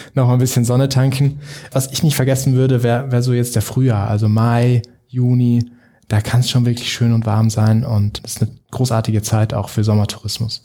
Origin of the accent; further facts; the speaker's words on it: South Tyrol, Trentino-Alto Adige, Italy; Als Südtiroler